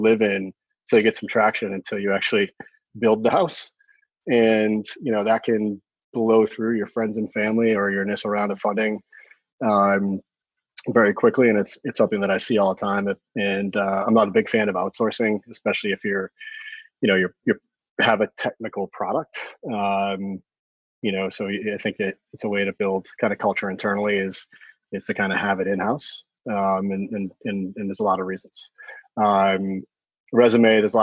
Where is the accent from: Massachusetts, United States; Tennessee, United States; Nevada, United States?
Massachusetts, United States; Cohasset; I'm a local. I grew up on the South Shore in Cohasset.